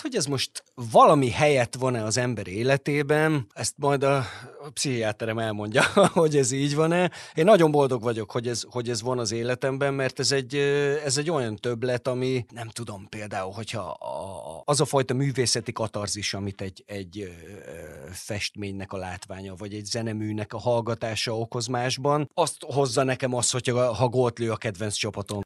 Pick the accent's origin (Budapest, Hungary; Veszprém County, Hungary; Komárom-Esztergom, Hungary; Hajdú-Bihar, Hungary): Veszprém County, Hungary; Veszprém; Veszprémi vagyok